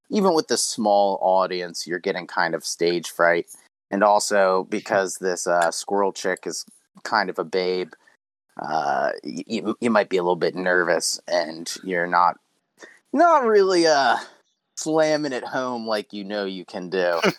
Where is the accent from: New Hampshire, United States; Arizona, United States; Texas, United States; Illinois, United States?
Texas, United States; I'm from Texas, but I suppose we can play that.